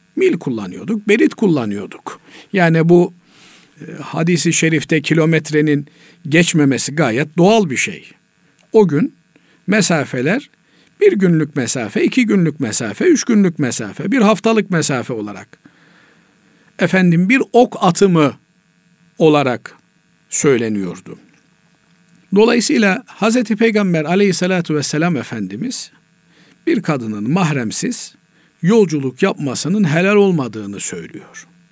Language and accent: Turkish; Black Sea Region, Turkey; bizim Karadeniz'de